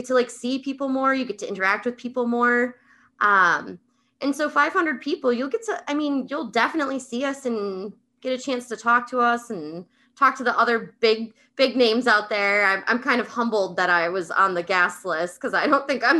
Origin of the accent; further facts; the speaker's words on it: Wisconsin, United States; I'm from Wisconsin, so the birthplace of D&D. So I get to go to Gary Con. I live about 45 minutes away from there.